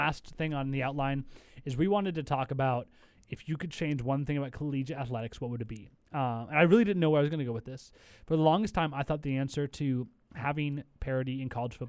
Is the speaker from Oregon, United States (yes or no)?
yes; Portland, Oregon, United States; I'm from the Portland area